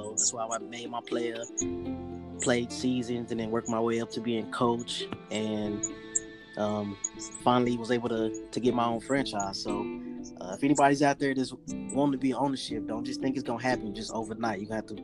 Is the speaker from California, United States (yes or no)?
no; Dallas, Texas, United States; now in Tulsa, United States; I grew up in Dallas, Texas